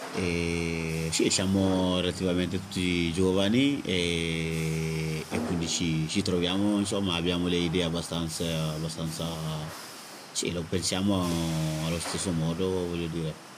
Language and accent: Italian; Mali; now in Italy; erano da 11 anni che non tornavo nel mio paese che, che è il Mali